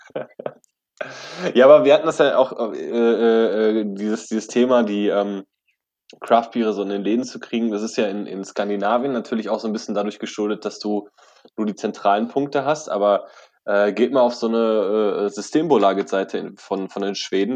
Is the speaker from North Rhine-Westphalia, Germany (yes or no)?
yes; Bochum, North Rhine-Westphalia, Germany; bei uns in Bochum